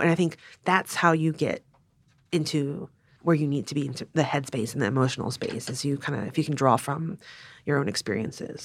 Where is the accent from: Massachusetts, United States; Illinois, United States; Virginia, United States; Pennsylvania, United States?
Virginia, United States; Richmond; growing up in Richmond, Virginia